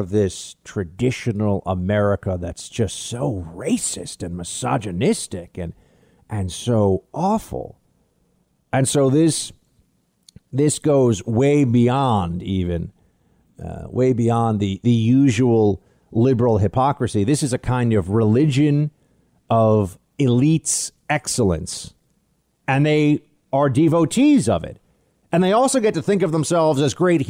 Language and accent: English; United States